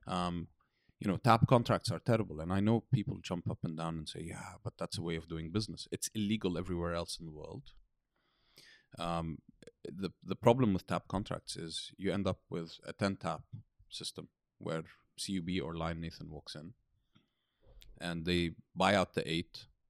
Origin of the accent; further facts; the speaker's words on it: United Kingdom; moved away as an adult; now in Beirut, Lebanon; I grew up in Britain, studied in Britain.